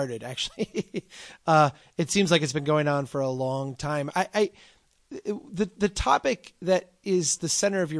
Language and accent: English; Minnesota, United States; I'm from Minnesota.